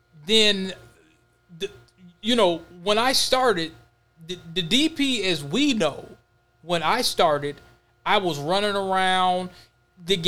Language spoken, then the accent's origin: English; Minneapolis, Minnesota, United States; I was born and raised in Minnesota.